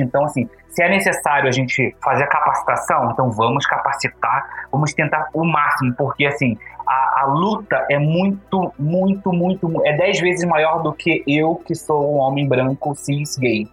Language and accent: Portuguese; Rio de Janeiro, Brazil; moved away as an adult; now in Brasília, Brazil; eu sou do Carioca também, mas moro há 11 anos em Brasília. Então a minha vida adolescente, praticamente até os meus 27 anos, eu vivi no Rio de Janeiro